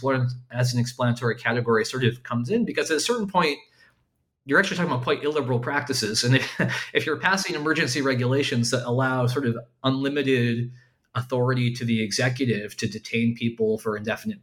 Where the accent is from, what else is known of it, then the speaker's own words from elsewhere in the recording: United States; as an American